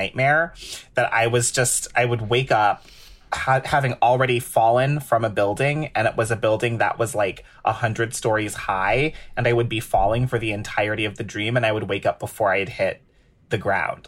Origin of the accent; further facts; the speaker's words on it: Cleveland Heights, Ohio, United States; now in New York, United States; being a little baby queer growing up in Cleveland Heights, Ohio